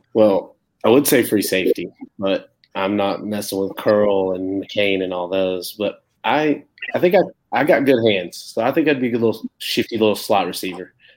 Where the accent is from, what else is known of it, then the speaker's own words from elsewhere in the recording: North Carolina, United States; growing up in North Carolina, as old as I am